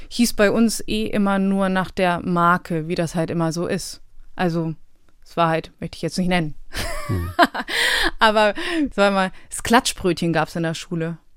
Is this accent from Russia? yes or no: no; Bosnia & Herzegovina; moved away; also wir sind aus Bosnien geflohen damals und ich glaube, das kam halt irgendwie nie auf den Tisch, das war nie Thema.